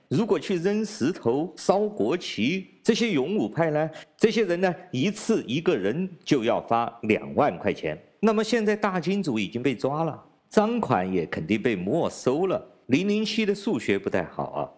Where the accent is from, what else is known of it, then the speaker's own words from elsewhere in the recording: China; 我是来自中国大陆的